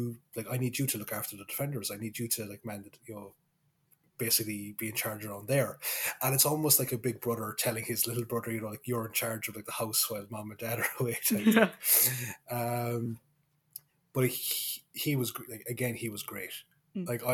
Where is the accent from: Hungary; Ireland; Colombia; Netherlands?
Ireland; Kerry, Munster; accent: Kerry; my accent kind of slipped back into Kerry